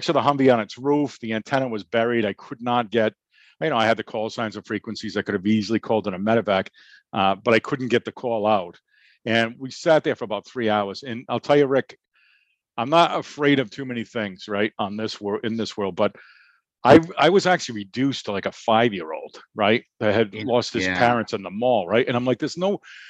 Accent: the North, United States; we come from the North

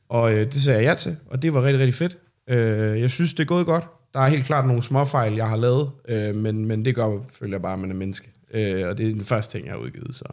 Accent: Sorø, Zealand, Denmark; jeg er fra Sorø

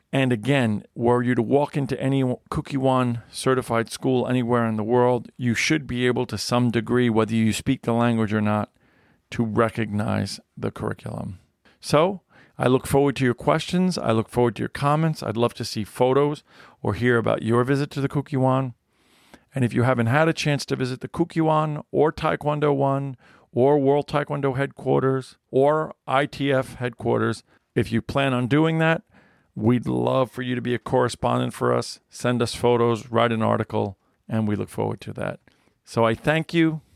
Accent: United States; It has my nationality, which it, it lists as American

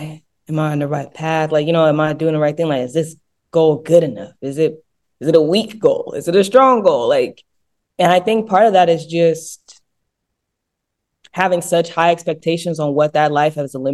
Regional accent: Sierra Leone; it's for the fact that I was representing my home country.

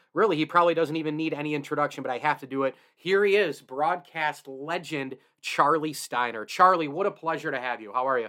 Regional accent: Central New York, United States; I grew up in Central New York. I reside here now

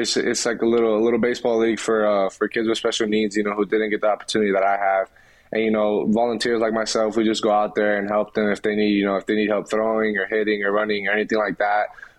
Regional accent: Philadelphia, Pennsylvania, United States; born there; Growing up, since I was born in Philly, you know, I watched a lot of the Phillies.

